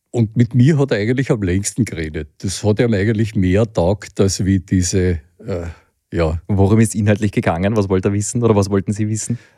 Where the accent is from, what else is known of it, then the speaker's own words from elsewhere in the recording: Hinterbrühl, Lower Austria, Austria; Ja, also ich bin mit dem Fahrrad von meinem Heimatort Hinterbrühl südlich von Wien nach Rom gefahren